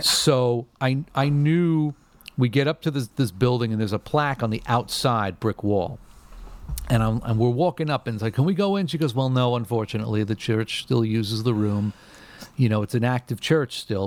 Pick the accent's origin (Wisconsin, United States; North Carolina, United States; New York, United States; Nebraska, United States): New York, United States; growing up in New York when you're when you when you live like an hour away from Radio City Music Hall